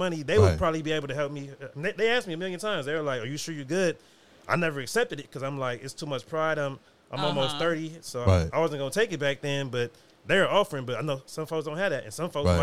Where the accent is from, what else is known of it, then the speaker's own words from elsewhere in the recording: United States; growing up in America